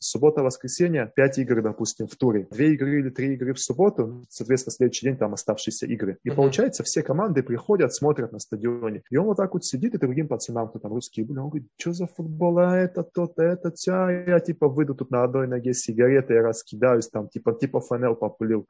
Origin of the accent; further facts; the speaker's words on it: Russia; moved away as an adult; also born or lived in Mongolia; now in Taiwan; я из России